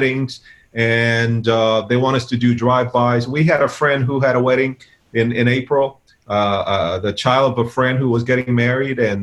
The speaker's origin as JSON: {"language": "English", "region": "New York", "country": "United States", "said": "We're from New York."}